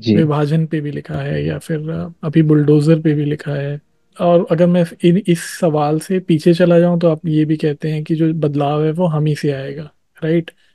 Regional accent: Delhi, India; मैं मतलब दिल्ली में ही रहा हूँ पला बड़ा हूँ

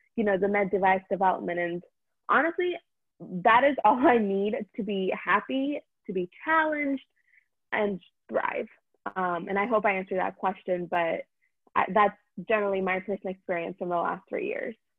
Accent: India; now in United States; I'm Indian

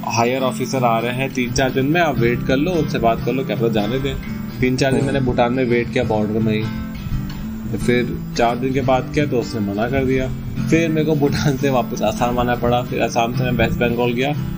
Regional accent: Uttarakhand, India; अब मैं ज़िंदगी में उत्तराखंड से बाहर आया नहीं था

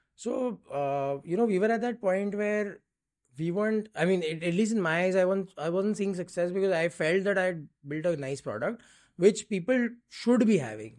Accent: Mumbai, Maharashtra, India; Born and raised in Bombay

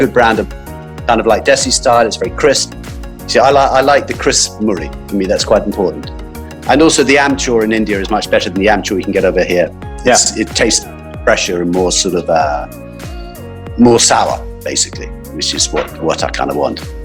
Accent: England, United Kingdom; also born or lived in Johannesburg, South Africa; now in London, United Kingdom; we came over, my family then moved back to England

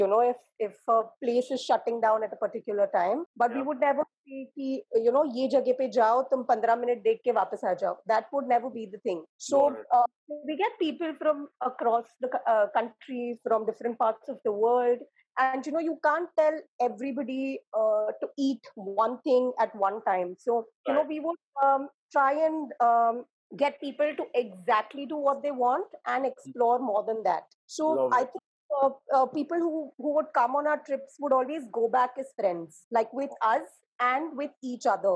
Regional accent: Mumbai, Maharashtra, India; I am from Bombay

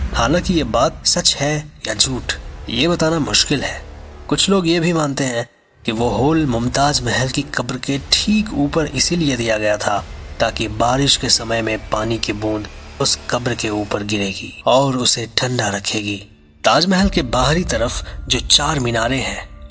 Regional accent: India; as Indians

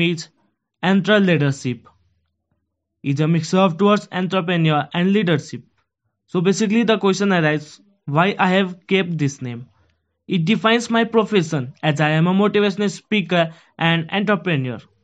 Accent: Kathmandu, Bagmati, Nepal; moved away as an adult; also born or lived in Punjab, India; now in India; I am from Kathmandu, Nepal, and I study in India

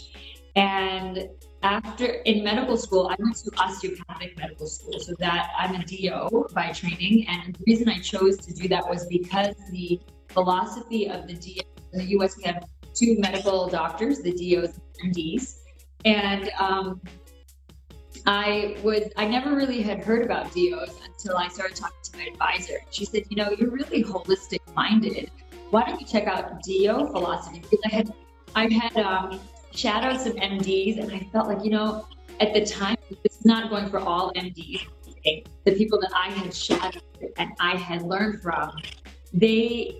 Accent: United States; I'm Indian American. I was born in the U.S.

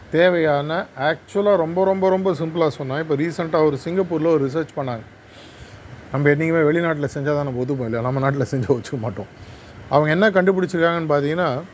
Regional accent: Chennai, Tamil Nadu, India; நான் பிறந்து வளர்ந்ததெல்லாம் சென்னை

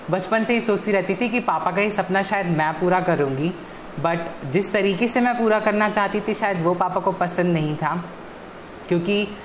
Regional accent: Bihar, India; और मैं बिहार से बिलोंग करती हूँ

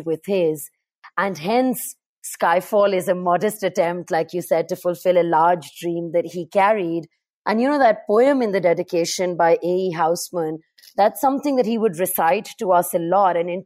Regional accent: Karachi, Sindh, Pakistan; I grew up in Karachi in Pakistan

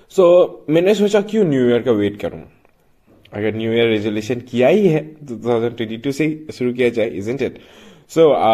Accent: Manipur, India; मैं मणिपुर से हूँ

